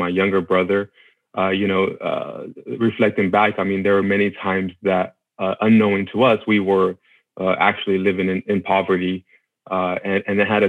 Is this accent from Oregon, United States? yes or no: no; Austin, Texas, United States; I'm originally from Austin, Texas. That's where okay. we grew up in, actually right outside of Austin in a small area called Del Valle.